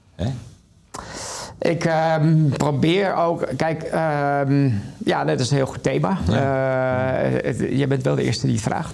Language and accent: Dutch; Netherlands; dan zeg ik Nederland